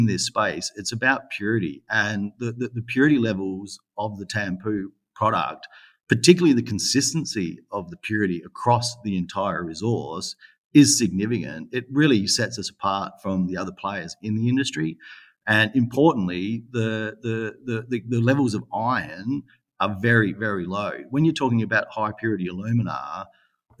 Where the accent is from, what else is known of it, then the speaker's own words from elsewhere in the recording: Western Australia, Australia; my home state of Western Australia.